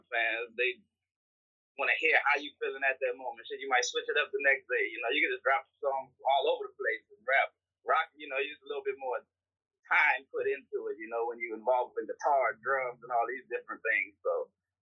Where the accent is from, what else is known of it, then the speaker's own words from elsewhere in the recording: Houston, Texas, United States; I'm from Houston